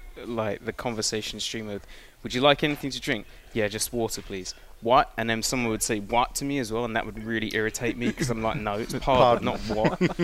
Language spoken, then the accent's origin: English; Cambridge, East of England, United Kingdom; spent a lot of time growing up in Cambridge